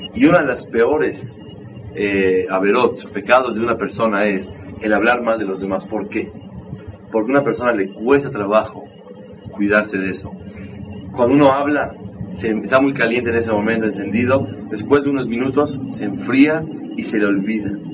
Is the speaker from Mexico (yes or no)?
yes; Mexico; también soy mexicano, crecimos en un ambiente